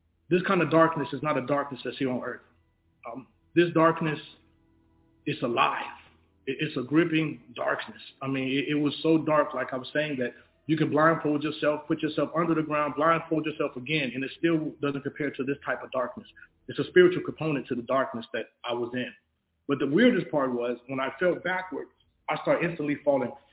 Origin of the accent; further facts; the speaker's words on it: Chicago, Illinois, United States; I'm originally from Chicago, Illinois